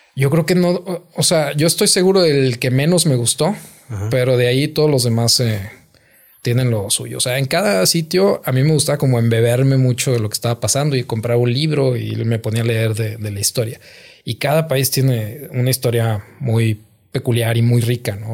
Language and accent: Spanish; Gómez Palacio, Durango, Mexico; born or raised there; moved away as an adult; also born or lived in Nuevo Laredo